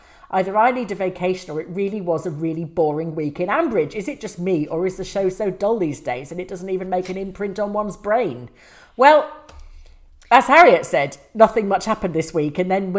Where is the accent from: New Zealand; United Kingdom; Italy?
New Zealand; But I'm from New Zealand and wanted you to know that your reach is all the way down to south in the Antipodes, or at least the Kiwi part.